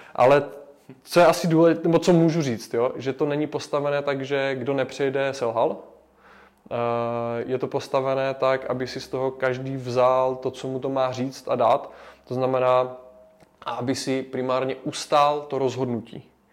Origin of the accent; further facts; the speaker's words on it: Havířov, Moravian-Silesian Region, Czechia; moved away as an adult; also born or lived in Prague; now in Olomouc, Czechia; pocházím z Havířova, kde jsem vyrůstal